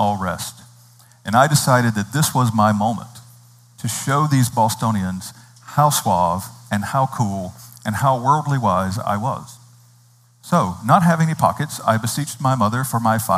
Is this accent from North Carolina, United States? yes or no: yes; North Carolina, United States; moved away; I grew up in North Carolina. I grew up in a wonderfully rural kind of a setting in North Carolina.